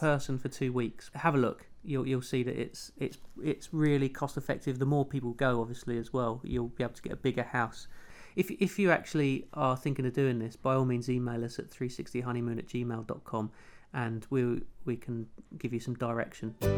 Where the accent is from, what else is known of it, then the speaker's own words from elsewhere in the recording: London, United Kingdom; I'm a television producer from London's trendy Walthamstow. Wasn't trendy when I grew up there